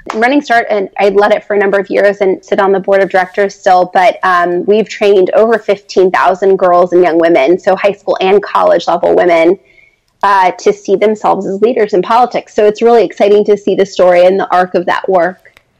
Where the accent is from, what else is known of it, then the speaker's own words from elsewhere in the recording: San Diego, California, United States; moved away as an adult; also born or lived in Los Angeles, United States; now in Washington, D.C., United States; I grew up in California and went to college in Los Angeles.